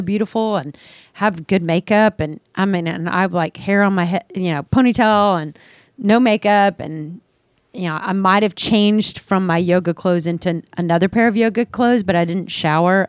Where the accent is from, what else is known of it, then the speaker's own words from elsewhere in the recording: Dallas, Texas, United States; moved away as an adult; also born or lived in San Francisco; growing up in Dallas, my family, we always dressed up